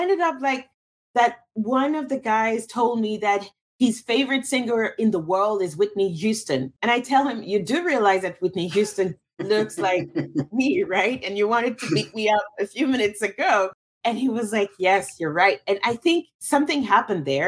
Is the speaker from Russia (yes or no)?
yes; Russia; also born or lived in Cameroon / France; now in United States; I'm from Cameroon. I grew up in Russia, lived in France, now live in the United States.